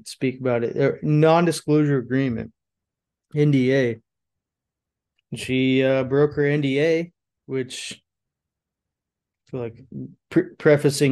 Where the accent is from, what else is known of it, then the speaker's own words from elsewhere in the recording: Florida, United States; moved away; also born or lived in California / Tennessee; I grew up in Florida